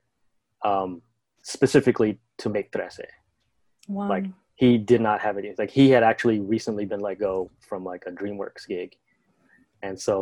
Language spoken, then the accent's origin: English; Toronto, Ontario, Canada; I was born in Toronto